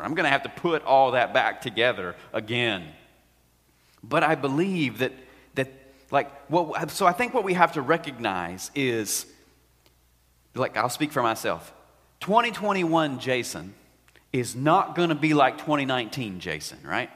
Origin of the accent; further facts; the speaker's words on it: United States; we are strong American people